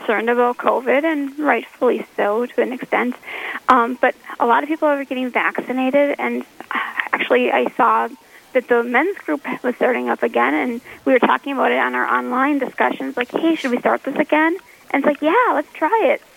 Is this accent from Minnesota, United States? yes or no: yes; Minneapolis–Saint Paul, Minnesota, United States; moved away as an adult; now in Grand Forks, United States; I'm from the Twin Cities originally